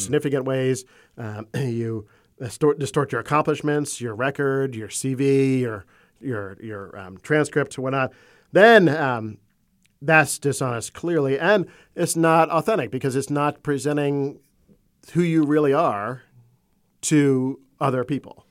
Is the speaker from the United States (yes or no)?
yes; Florida, United States; also born or lived in Maryland; I was born in Maryland on the eastern shore of the Chesapeake Bay, but I grew up in Florida.